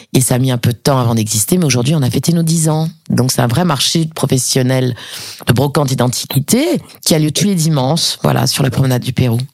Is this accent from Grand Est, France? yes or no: no; Paris, Île-de-France, France; now in Montpellier, France; j'ai grandi à Paris avec euh, avec ma mère